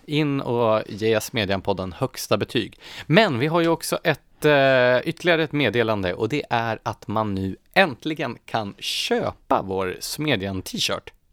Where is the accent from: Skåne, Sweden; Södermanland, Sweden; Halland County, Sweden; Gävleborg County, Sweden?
Gävleborg County, Sweden; Gävle; moved away; Jag är ju uppvuxen i Gävle